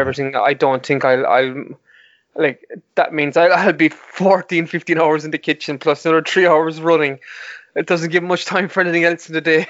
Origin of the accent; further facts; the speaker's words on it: Mallow, Munster, Ireland; my hometown of Mallow